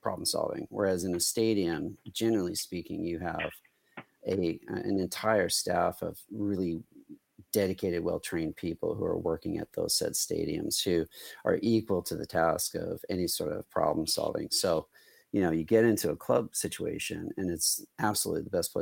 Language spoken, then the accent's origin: English; Canada; all three of us are Canadians